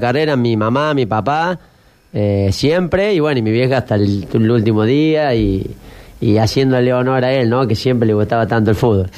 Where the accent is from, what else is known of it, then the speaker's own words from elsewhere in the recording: General Cabrera, Córdoba, Argentina; moved away; en los pueblos nuestros, Cabrera